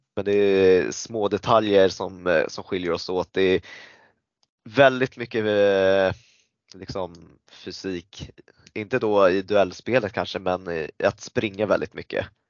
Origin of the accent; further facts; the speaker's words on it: Stockholm, Stockholm County, Sweden; also born or lived in Thailand (ancestry); född i Sverige